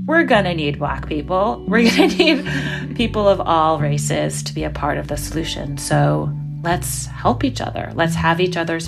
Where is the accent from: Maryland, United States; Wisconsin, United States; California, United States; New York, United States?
New York, United States; New York City; I'm from New York City and I grew up in Brooklyn in the 80s